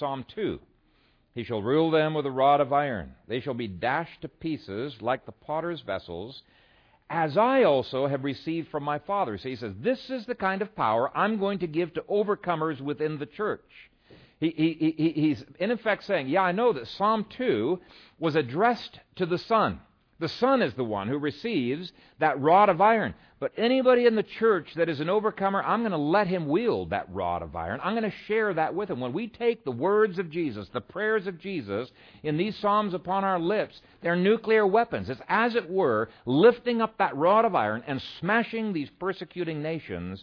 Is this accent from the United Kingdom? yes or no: no; Ethiopia; now in Omaha, United States; when we were growing up in Ethiopia